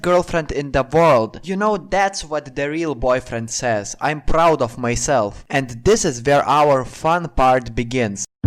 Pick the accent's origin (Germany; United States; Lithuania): Lithuania; I'm Lithuanian.